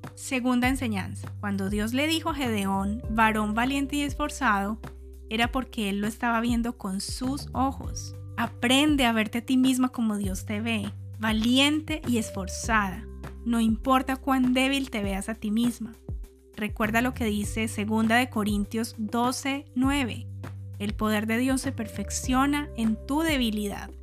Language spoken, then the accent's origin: Spanish; Colombia; mi país natal, Colombia